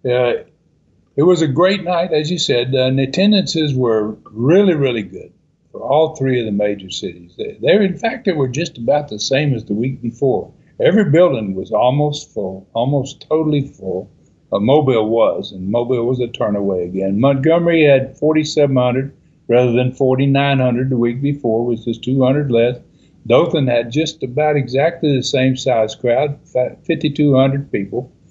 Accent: Canada; you know, being a Canadian up there, uh, uh, I can I can understand you asking that.

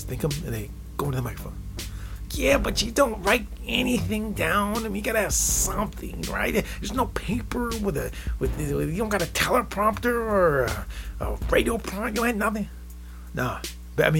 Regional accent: Midwest, United States; I'm from the Midwest. It's the perspective of a guy from the Midwest.

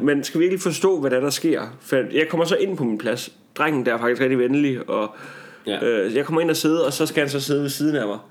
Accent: Tarm, Central Denmark Region, Denmark; born or raised there; moved away

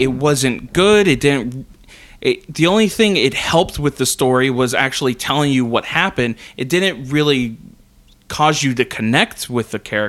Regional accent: United States; because I'm an American

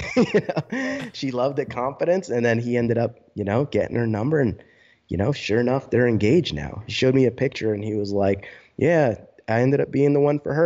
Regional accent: New Jersey, United States; moved away as an adult; also born or lived in High Point, North Carolina; I'm from New Jersey originally

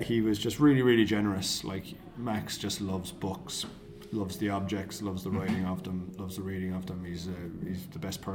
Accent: Cork, Munster, Ireland; accent: Cork; moved away as an adult; Cork, where I'm from.

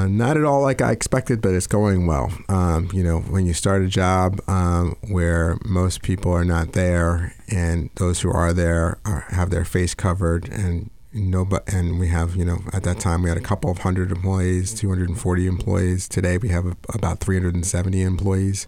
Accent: New York, United States; moved away as an adult; New York guy, um, born and raised

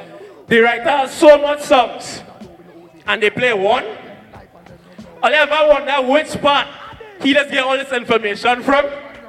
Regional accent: Trinidad & Tobago; accent: Trini; let me switch back to my Trini accent real quick.

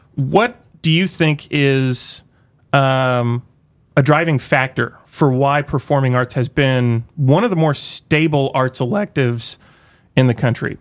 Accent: Tulsa, Oklahoma, United States; now in Northwest Arkansas, United States; I grew up in Tulsa, Oklahoma

